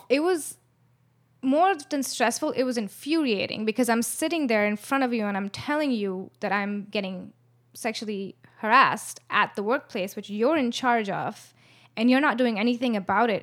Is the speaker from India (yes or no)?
yes; India; moved away as an adult; now in Los Angeles, United States; I was born in L A, but I was brought up in India